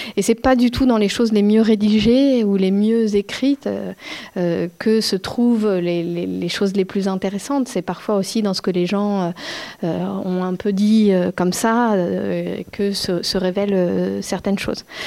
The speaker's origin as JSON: {"language": "French", "country": "France"}